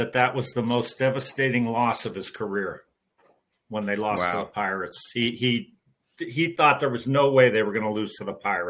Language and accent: English; Pittsburgh, Pennsylvania, United States; I think you and I grew up in Pittsburgh